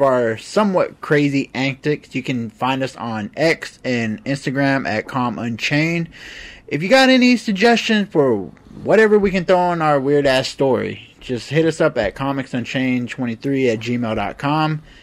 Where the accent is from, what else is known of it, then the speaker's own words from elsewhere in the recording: United States; I am an American